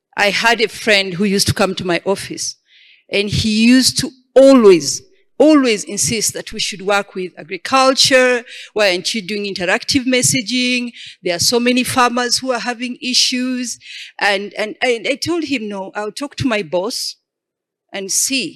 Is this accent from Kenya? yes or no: no; Uganda; I come from Uganda